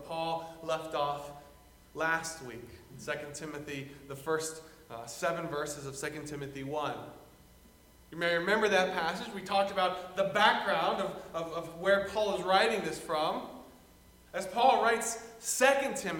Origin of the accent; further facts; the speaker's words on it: the South, United States; moved away; I come from the South